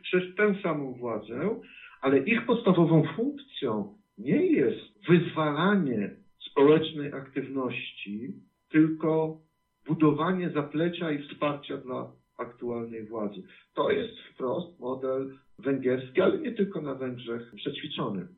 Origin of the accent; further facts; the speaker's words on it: Bytów, Pomeranian Voivodeship, Poland; w którym się wychowałem, e, w Bytowie, na ziemi bytowskiej